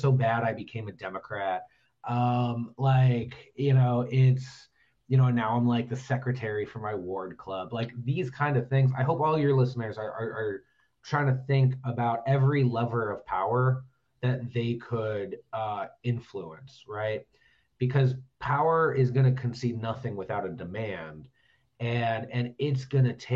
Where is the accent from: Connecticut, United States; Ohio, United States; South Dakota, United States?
Ohio, United States; Cleveland; I typically don't say I'm from Ohio. I say I'm from Cleveland